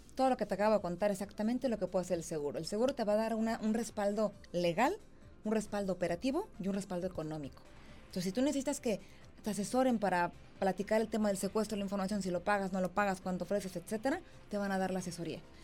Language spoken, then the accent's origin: Spanish; Mexico; como mexicanos